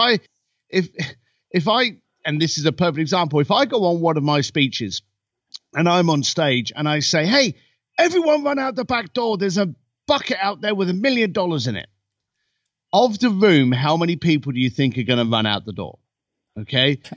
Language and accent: English; United Kingdom; now in Los Angeles, United States; I'm a British boy living in Los Angeles